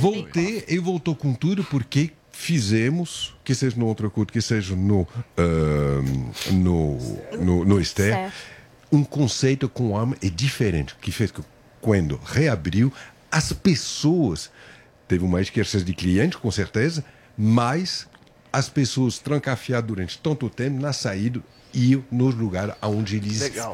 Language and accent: Portuguese; France; Portuguese is a second language; moved away as an adult; now in Brazil; Era francês, agora eu sou brasileiro